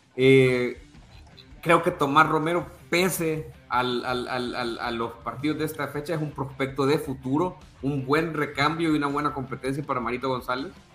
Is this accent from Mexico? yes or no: no; El Salvador; soy salvadoreño